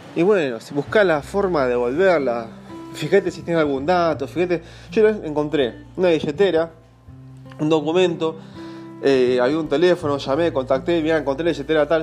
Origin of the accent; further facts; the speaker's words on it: Buenos Aires Province, Argentina; desde mi infancia, en Gran Buenos Aires, en zona oeste